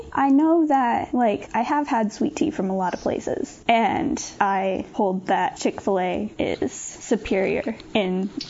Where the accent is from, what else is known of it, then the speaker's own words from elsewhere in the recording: Southeast, United States; I am from the Southeast and I've been here all my life.